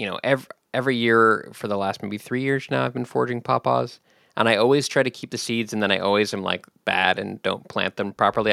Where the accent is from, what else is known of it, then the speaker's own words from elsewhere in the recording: West Coast, United States; moved away as an adult; also born or lived in Switzerland / Washington, D.C.; I'm mostly from the West Coast